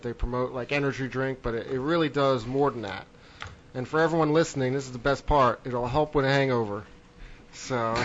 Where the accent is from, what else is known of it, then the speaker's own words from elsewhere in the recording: New Jersey, United States; moved away; I grew up on the East Coast in New Jersey